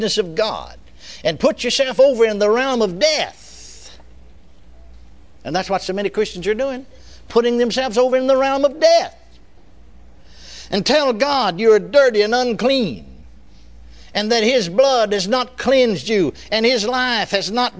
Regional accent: Texas, United States; I was born and raised in Texas

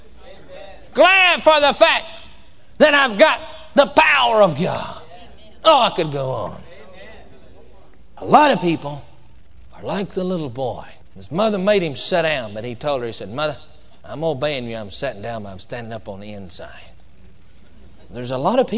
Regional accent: Texas, United States; I come from Texas and we say whooping down there where I come from

